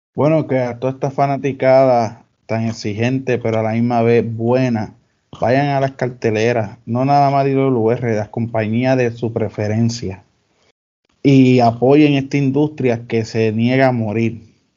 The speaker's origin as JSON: {"language": "Spanish", "town": "Dorado", "country": "Puerto Rico", "said": "en mi pueblo, en Dorado"}